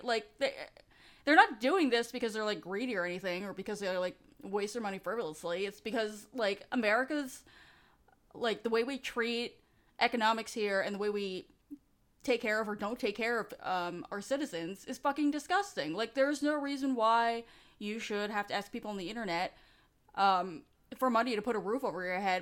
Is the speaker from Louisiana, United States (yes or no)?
no; New York City, New York, United States; I grew up in New York City